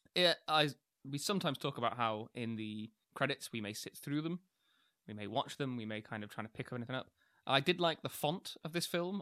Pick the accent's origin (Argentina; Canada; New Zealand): New Zealand; moved away; my hometown, which I would call a small town